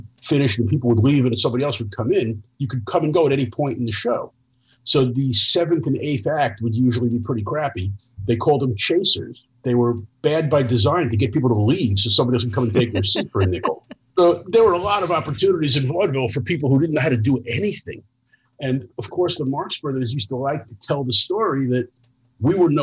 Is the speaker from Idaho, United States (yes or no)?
no; New York City, New York, United States; I grew up in New York City